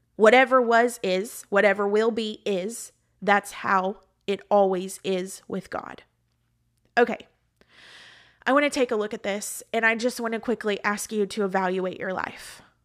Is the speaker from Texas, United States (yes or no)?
yes; Texas, United States; moved away as an adult; also born or lived in Georgia; now in Florida, United States; I was raised and lived in Texas the majority of my life